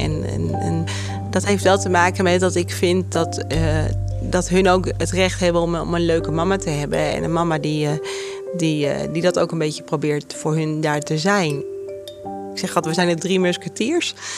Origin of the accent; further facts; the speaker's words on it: Apeldoorn, Gelderland, Netherlands; ik kom uit Apeldoorn. Ik ben hier ook echt geboren en getogen